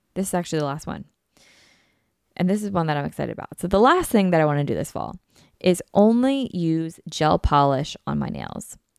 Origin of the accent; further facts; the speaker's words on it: Philadelphia, Pennsylvania, United States; I'm from Philly